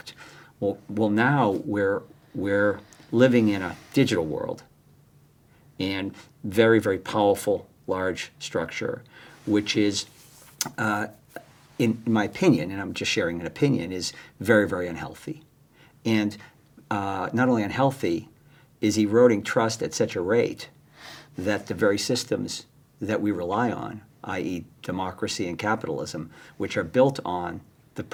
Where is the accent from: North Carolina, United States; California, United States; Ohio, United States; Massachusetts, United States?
Massachusetts, United States; Boston; growing up in Boston, large Irish Catholic family, seven kids